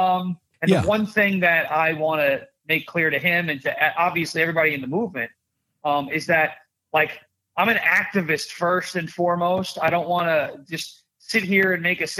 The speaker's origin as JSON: {"language": "English", "area": "Long Island", "region": "New York", "country": "United States", "said": "I'm from Long Island"}